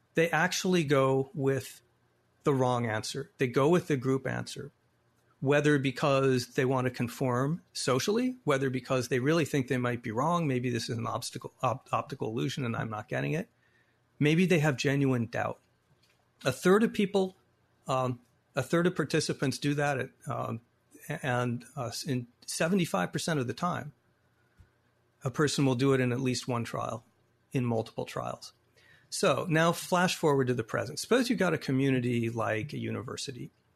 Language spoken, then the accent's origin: English; Phoenix, Arizona, United States; my hometown of Arizona, the Veterans Memorial Coliseum, where I sat and saw many Suns games as a kid